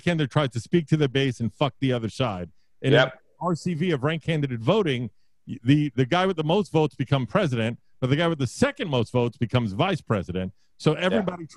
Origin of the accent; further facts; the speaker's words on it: New York City, New York, United States; I grew up in Brooklyn